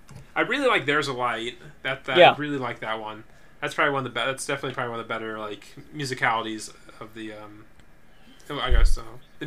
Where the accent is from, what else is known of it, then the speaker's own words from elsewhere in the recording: Pekin, Illinois, United States; the great, Pekin Video Library in my hometown